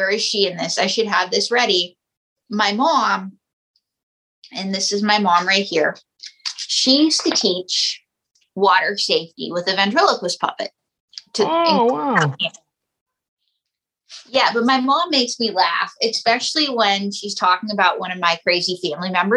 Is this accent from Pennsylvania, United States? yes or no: yes; Western Pennsylvania, United States; I'm from Western Pennsylvania, where the area is known as quarterback cradle